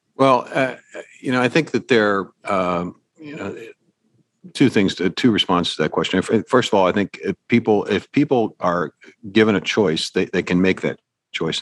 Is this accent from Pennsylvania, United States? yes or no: yes; Pittsburgh, Pennsylvania, United States; I'm from Pittsburgh